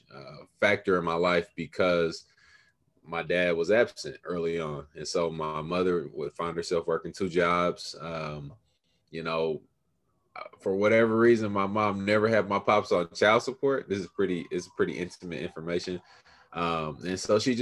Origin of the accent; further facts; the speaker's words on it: Kansas City, Missouri, United States; I am a product of this here town that I love, Kansas City, Missouri. Grew up early on in the 30s and 40s, so on the east side of Kansas City